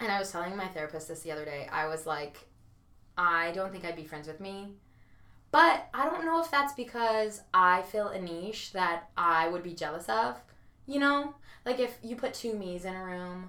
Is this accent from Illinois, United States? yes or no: no; Georgia, United States; I'm from Georgia